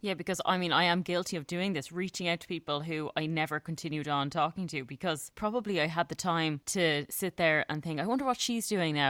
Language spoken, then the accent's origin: English; Ireland; as Irish people go